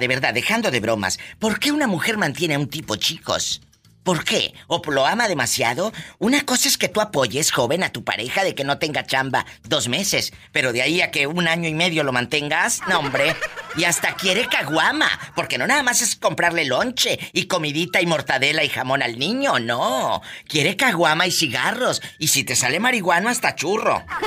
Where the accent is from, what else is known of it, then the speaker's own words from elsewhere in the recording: Tamaulipas, Mexico; yo soy de Tamaulipas